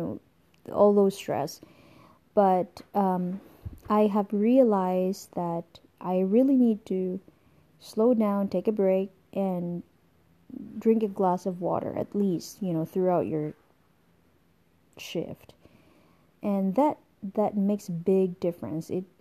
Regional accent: Philippines; moved away as an adult; now in United States; I was born in the Philippines. I'm a Filipino and I came over here in the United States when I was 24 years old

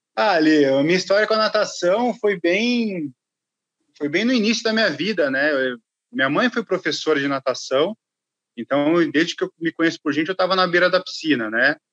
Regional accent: Limeira, São Paulo, Brazil; eu sou do interior de São Paulo, sou de Limeira

